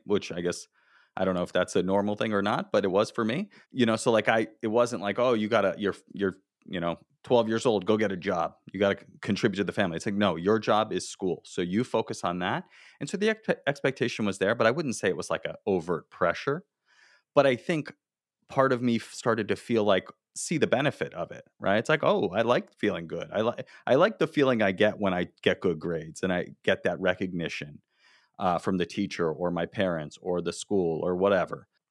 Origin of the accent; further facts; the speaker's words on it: South Florida, United States; I grew up in South Florida, I went to the University of Florida